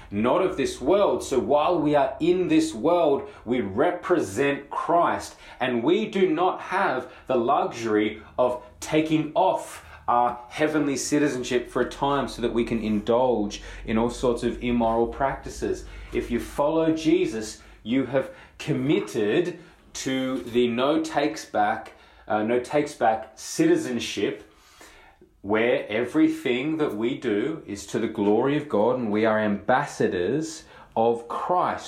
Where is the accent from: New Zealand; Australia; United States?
Australia